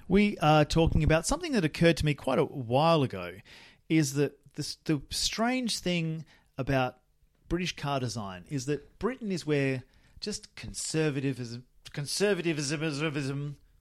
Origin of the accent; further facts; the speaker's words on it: Australia; moved away; when I was a lad and living in my hometown, Australia